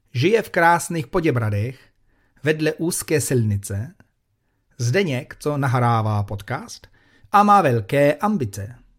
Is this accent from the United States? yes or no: yes; United States; Czech is a second language; now in Prague, Czechia; já jsem posluchačka z Ameriky.